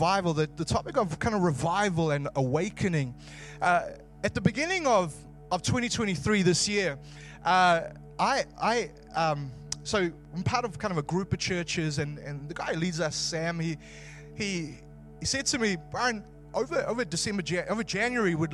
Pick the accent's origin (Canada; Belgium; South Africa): South Africa; now in Wellington, New Zealand; I'm originally South African